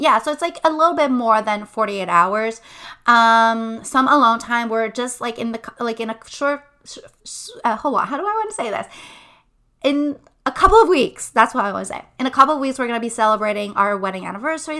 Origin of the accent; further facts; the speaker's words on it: Montreal, Quebec, Canada; moved away as an adult; now in Quebec City, Canada; We were born in Montreal. I'm from the West Island. My husband is from Montreal as well. And so we lived our entire lives in Montreal